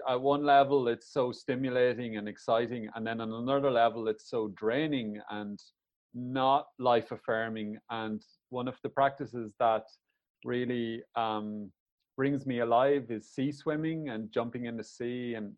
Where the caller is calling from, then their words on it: Lahinch, Munster, Ireland; I'm coming here from Lahinch on the west coast of Ireland. It's actually quite a rural place, relatively speaking.